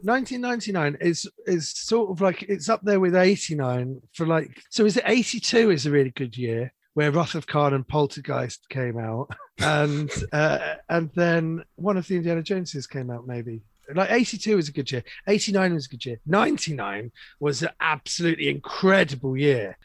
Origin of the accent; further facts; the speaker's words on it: London, United Kingdom; I grew up in London, in the 80s